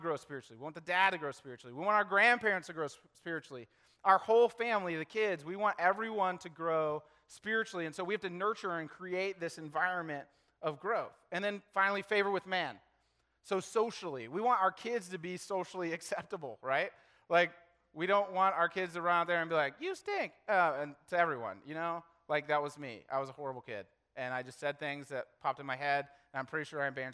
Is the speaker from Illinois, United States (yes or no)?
no; Lexington, Kentucky, United States; I was born in Lexington, Kentucky